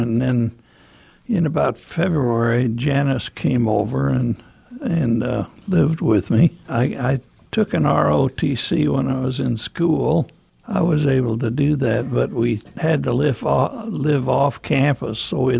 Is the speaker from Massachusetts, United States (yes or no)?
no; Ashland, Nebraska, United States; And my folks moved to Ashland, Nebraska in 1932.